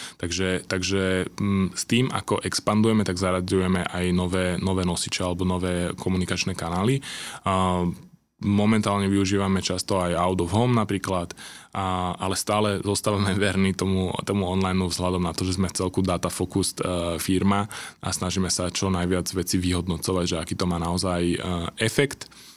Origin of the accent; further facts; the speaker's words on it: Senec, Bratislava Region, Slovakia; ja keď som zo Senca